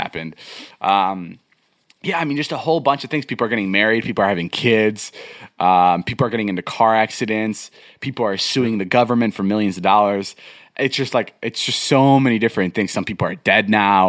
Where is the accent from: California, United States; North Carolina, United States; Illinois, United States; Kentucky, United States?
Illinois, United States; Vernon Hills; moved away; I came back to my hometown